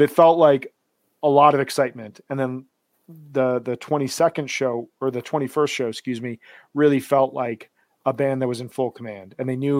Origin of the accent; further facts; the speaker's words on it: Midwest, United States; I'm not from New York. I'm from the Midwest